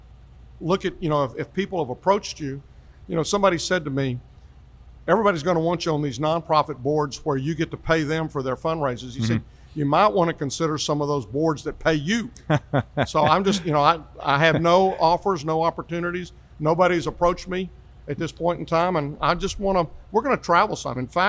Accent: Grand Prairie, Texas, United States; now in Hurst, United States; I grew up in Grand Prairie, part of Dallas County.

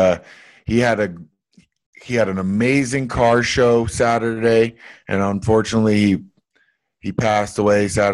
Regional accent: Canada; I grew up in Canada

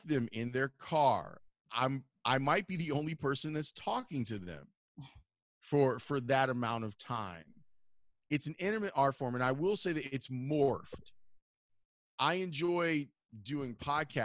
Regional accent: Chicago, Illinois, United States; also born or lived in Homewood, Illinois; I grew up on the South Side, and then we moved to Homewood when I was 14, specifically for me to go to HF

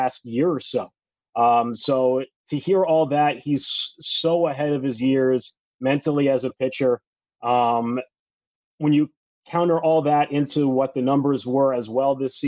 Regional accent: New Jersey, United States; my home state of New Jersey

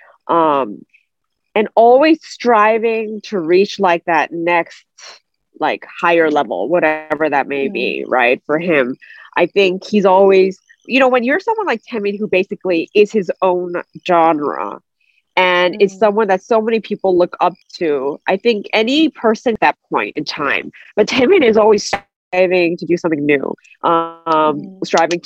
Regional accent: United States; I'm not 100% fluent, you know, because I was raised in America

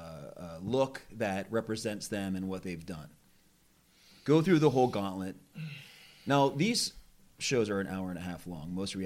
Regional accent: Philadelphia, Pennsylvania, United States; I'm from Philadelphia

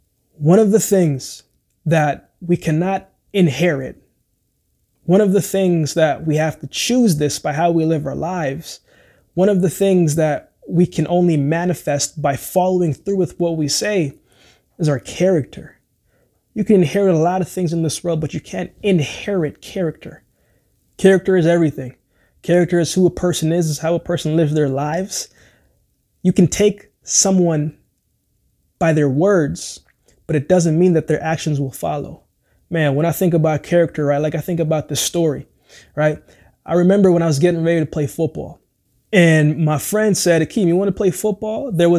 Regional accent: Jamaica; born there; I thought about football because I was born in Jamaica.

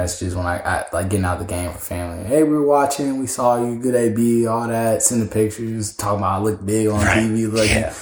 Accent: the Bay Area, California, United States; I'm big from the Bay, so you know, grew up all hearing all about Barry

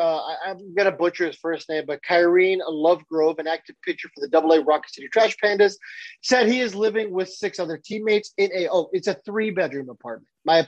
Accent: Bakersfield, California, United States; I grew up in Bakersfield, California. For those of you guys who don't know, that is the armpit of California.

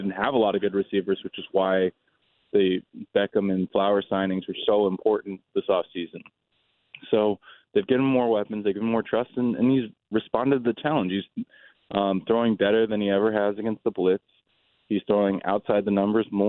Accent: Baltimore, Maryland, United States; I'm from this area. I'm from the Baltimore area.

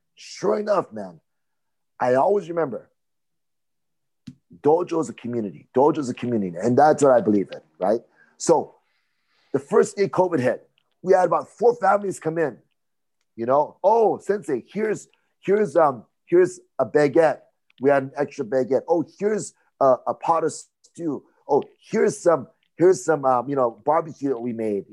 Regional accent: Hawaii, United States; I'm from Hawaii

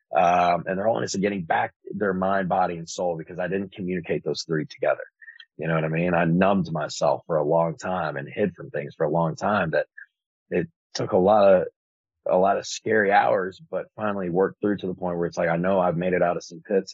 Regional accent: Antioch, California, United States; the only white kid growing up in Antioch

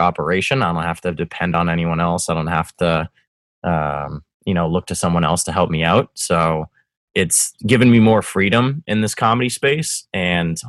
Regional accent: Winchester, Massachusetts, United States; also born or lived in Medford, Massachusetts / South Boston; I was born in Medford, lived in Winchester, and now here we are living in South Boston

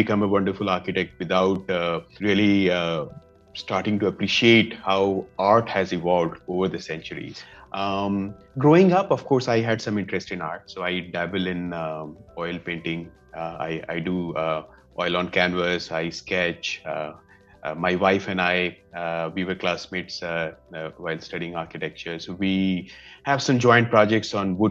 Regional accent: Madhubani region, Bihar, India; I come from Madhubani region of India.

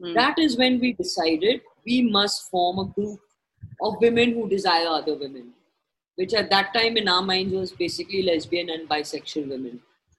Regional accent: Mumbai, Maharashtra, India; We are people from Bombay, on the beach, feeling this euphoria of being in each other's company and eating good food and talking.

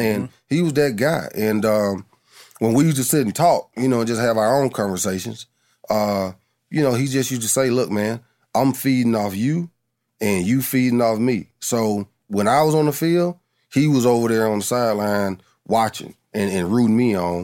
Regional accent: Adamsville, United States; I'm from Adamsville

